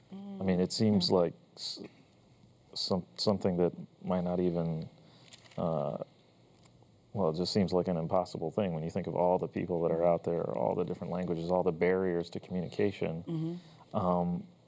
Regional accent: New Jersey, United States; I was born in New Jersey

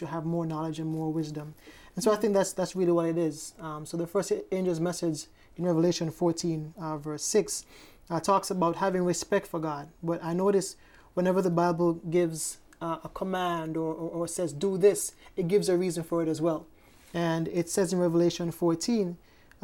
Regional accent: Hanover Parish, Jamaica; I'm from Jamaica, Parish of Hanover in Jamaica

